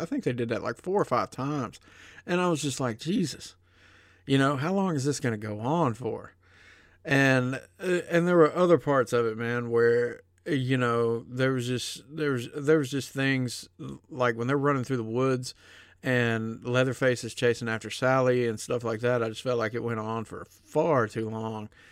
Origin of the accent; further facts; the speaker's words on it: the South, United States; growing up in the South